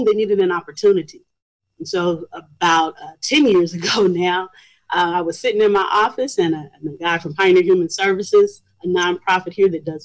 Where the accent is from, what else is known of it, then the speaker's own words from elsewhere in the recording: Chicago, Illinois, United States; now in King County, United States; I'm originally from Chicago, Illinois. I come from the south side of Chicago, so when you hear about all the news stories, that's the neighborhood